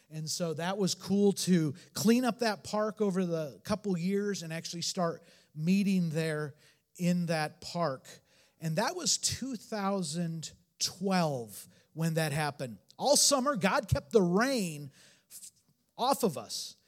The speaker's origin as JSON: {"language": "English", "region": "Northern Indiana", "country": "United States", "also_born_or_lived": "Portland, Oregon", "moved": "yes", "lives_now": "Detroit, United States", "said": "Both of us were from the Midwest. I'm from Northern Indiana."}